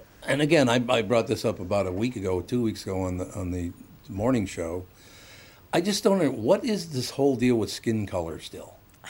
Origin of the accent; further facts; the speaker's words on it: United States; I'm an American. I'm a white, male, straight American.